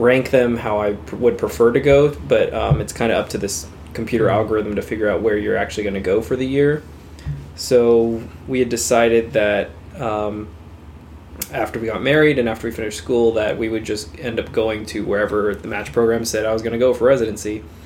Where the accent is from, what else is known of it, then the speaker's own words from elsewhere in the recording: Torrance, California, United States; moved away as an adult; now in New York City, United States; I'm from Torrance, California